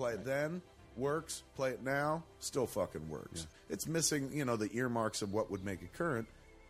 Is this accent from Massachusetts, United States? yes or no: no; Kansas, United States; Yeah, I was raised on Kansas